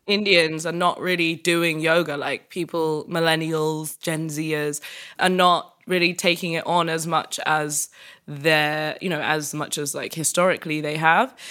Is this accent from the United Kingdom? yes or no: yes; United Kingdom; as a British woman